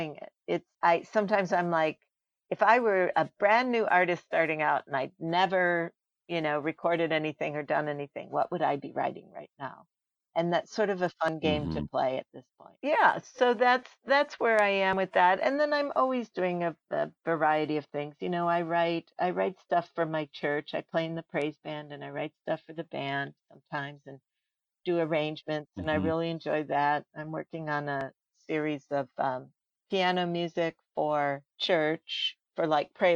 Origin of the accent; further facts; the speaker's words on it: Chicago, Illinois, United States; I grew up in Chicago